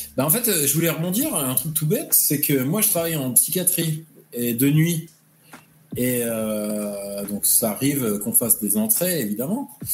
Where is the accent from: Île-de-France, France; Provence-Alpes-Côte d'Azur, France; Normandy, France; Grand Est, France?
Normandy, France; moved away; Je suis un Normand